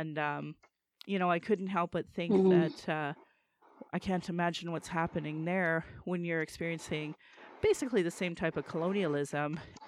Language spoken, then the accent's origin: English; Calgary, Alberta, Canada; my Dene lineage and that I was born in Calgary